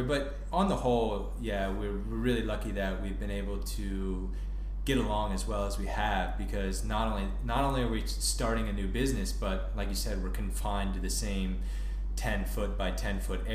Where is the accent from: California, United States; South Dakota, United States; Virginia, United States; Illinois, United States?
Virginia, United States; Northern; moved away; I grew up in the Northern Virginia area